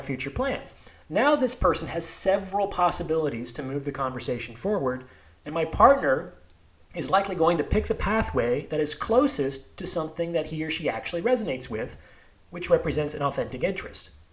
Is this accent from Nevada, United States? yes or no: yes; Las Vegas, Nevada, United States; also born or lived in Seattle / New York; now in Bay Area, United States; I was actually born and raised in Las Vegas, a few miles from the strip